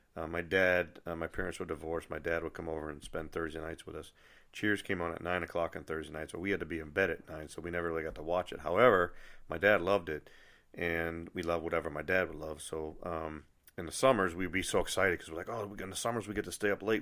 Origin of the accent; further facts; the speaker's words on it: Nashua, New Hampshire, United States; the branch in Nashua, New Hampshire, which is my hometown